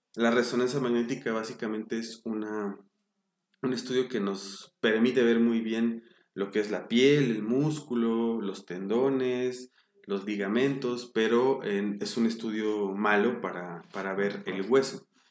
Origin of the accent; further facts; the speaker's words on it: Mexico City, Mexico; Yo nací en la Ciudad de México, en 1982